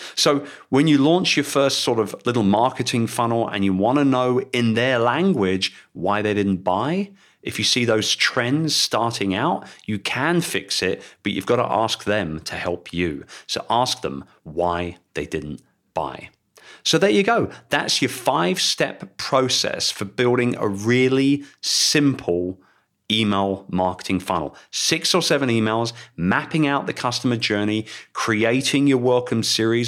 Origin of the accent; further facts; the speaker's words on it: London, United Kingdom; in London. And I would love to welcome you to my hometown